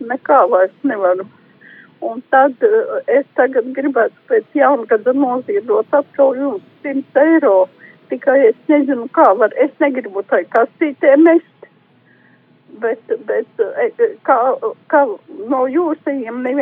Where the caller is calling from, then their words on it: Liepāja, Kurzeme, Latvia; Es no Liepājas ainas zvana.